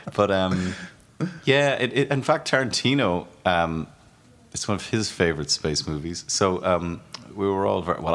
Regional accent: Ireland; as an Irishman to make a, a film about my country, um, and, and and actually my county where I grew up

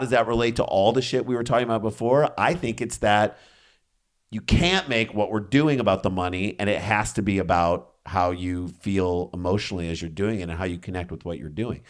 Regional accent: St. Louis, Missouri, United States; moved away; we came from St. Louis

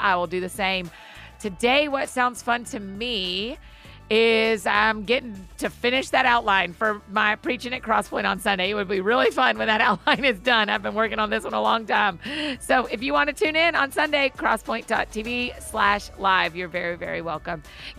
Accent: Marietta, Georgia, United States; my hometown of Marietta, Georgia.

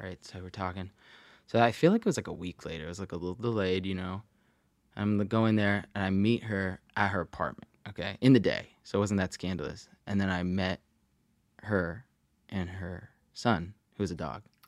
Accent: Arizona, United States; moved away as an adult; also born or lived in Maryland / New York; now in Los Angeles, United States; I, like, grew up in Arizona, went to, like, high school

